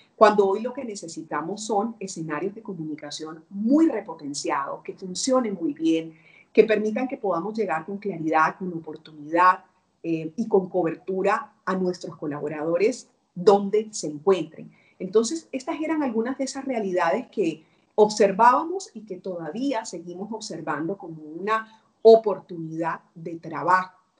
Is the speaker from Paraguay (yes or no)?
no; Barranquilla, Atlántico, Colombia; moved away as an adult; now in Peru; Yo vivo en Perú, pero eh, soy colombiana